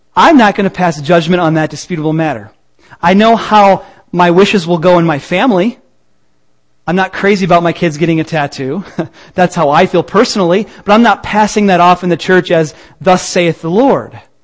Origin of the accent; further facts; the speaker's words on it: Peoria, Illinois, United States; I'm from Peoria